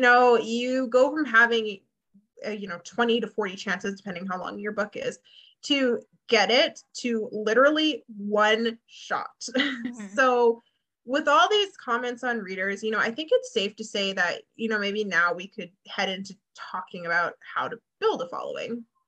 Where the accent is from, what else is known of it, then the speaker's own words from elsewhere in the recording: Canada; my Canadian spelling